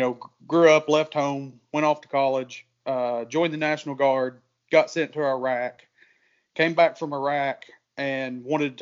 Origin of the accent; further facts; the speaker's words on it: southern Kentucky, United States; accent: southern; also born or lived in Richmond, Kentucky; Grew up in southern Kentucky, right on the Kentucky-Tennessee line.